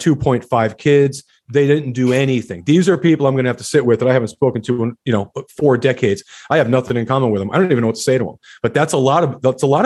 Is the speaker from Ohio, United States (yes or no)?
no; New Jersey, United States; moved away as an adult; also born or lived in Georgia / Texas; I grew up in Jersey